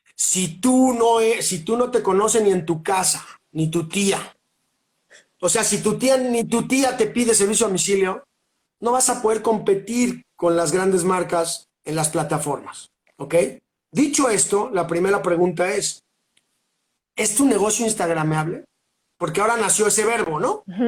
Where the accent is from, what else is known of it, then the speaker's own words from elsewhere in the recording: Mexico City, Mexico; now in Cholula, Mexico; soy un chilango de corazón, pero vivo al pie del cañón aquí en Cholula